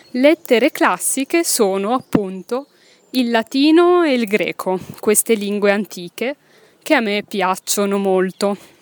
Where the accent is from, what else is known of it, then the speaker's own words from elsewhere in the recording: Milan, Lombardy, Italy; first language Italian; sono nata in Italia, a Milano. Milano è una città che si trova nel nord Italia, nell'Italia del Nord, nella regione che si chiama Lombardia. Quindi sono nata ventisei anni fa a Milano, in Lombardia, in Italia, in Europa, nel mondo, nel pianeta Terra. E ho studiato a Milano